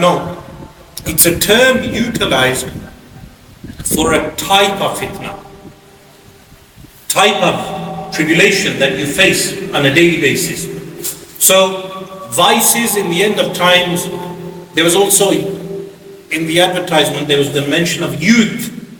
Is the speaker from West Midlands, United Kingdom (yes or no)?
yes; Birmingham, West Midlands, United Kingdom; now in London, United Kingdom; I come from Birmingham to London, and your experience of Islam is different to my experience of Islam. Since growing up, we as young children in Birmingham, you would go, you come out of the house, there's a masjid.